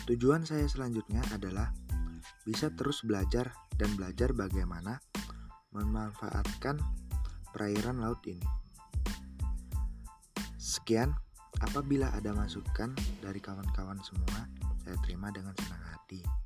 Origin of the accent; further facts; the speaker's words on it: Lampung, Indonesia; Saya berasal dari Lampung Timur.